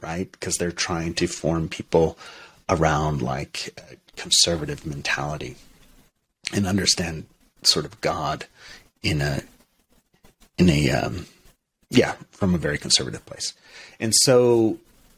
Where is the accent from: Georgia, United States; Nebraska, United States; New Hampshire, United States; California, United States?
New Hampshire, United States; Portsmouth; moved away as an adult; also born or lived in Europe / Montreal; I was raised Unitarian Universalist in Portsmouth, New Hampshire